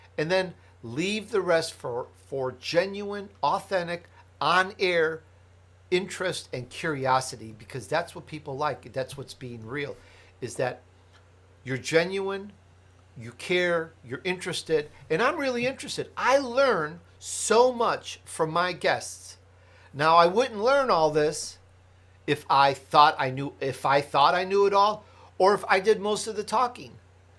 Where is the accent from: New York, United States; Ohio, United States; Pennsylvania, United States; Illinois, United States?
Illinois, United States; Chicago; also born or lived in Italy; Hey, I'm Italian, I was born in Italy. I grew up in Chicago, blah, blah, blah.